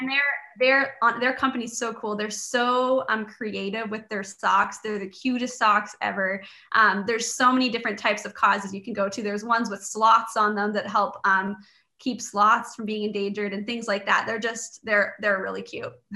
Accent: Canada; I was born and raised in Canada

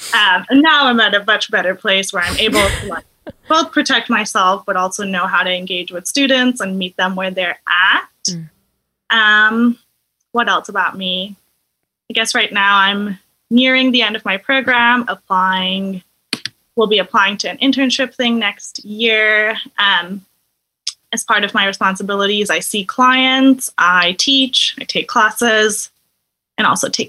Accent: Mumbai, Maharashtra, India; moved away as an adult; also born or lived in Vermont; now in United States; I grew up in India, so I'm ethnically Indian. I have lived in the U.S. since 2012, so it's been a really long time.

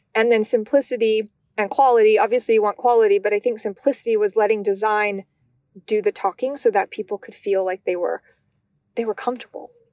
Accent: Albuquerque, New Mexico, United States; moved away; also born or lived in California / Michigan; growing up in New Mexico, I always liken it to almost being in Portlandia, but in Albuquerque

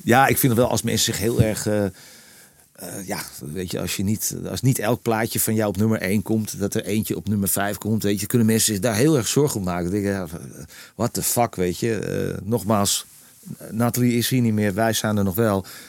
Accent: Purmerend, North Holland, Netherlands; moved away; de spuistraat in permanent waar ik ben geboren. Eh, eh, waar, ik al heel lang niet meer woon

